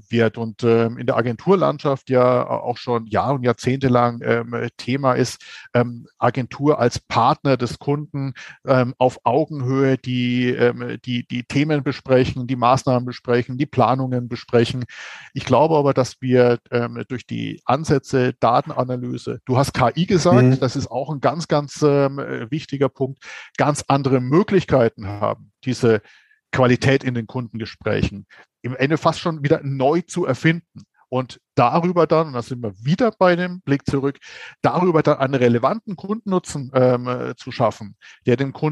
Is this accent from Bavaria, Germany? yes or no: yes; Bavaria, Germany; ich bin ja Franke. So, das heißt, ähm, als Franke hat man ja eine genetisch ähm, veranlagte Neigung ähm, zum Hopfenkaltgetränk.